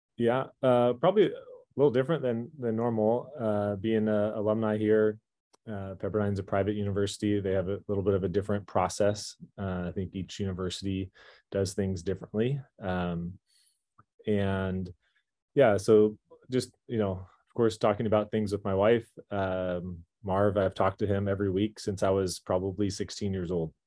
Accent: Irvine, California, United States; now in Malibu, United States; growing up there until I was eighteen years old.

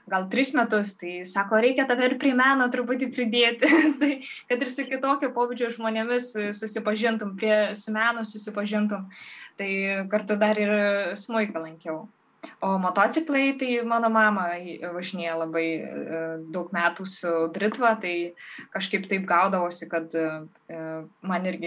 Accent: Varėna, Alytus County, Lithuania; moved away; kai aš išsikraušiau iš, varė, iš savo gimtojo miestelio Varieno

